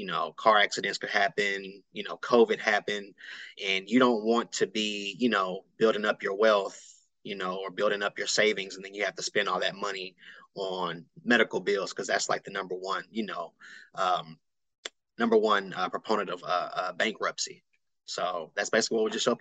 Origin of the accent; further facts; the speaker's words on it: Austin, Texas, United States; I'm here, born and raised in Austin, Texas